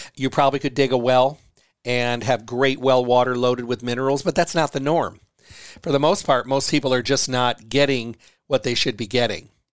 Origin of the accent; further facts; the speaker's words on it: Midwest, United States; I was raised in the Midwest